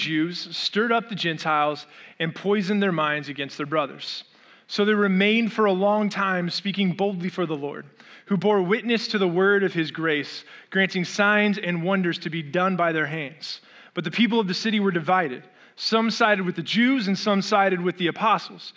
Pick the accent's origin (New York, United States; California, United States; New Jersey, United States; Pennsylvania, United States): California, United States; Orange County, Southern; moved away as an adult; also born or lived in Arizona; I grew up in Orange County and I left Orange County, Southern California, to move to Arizona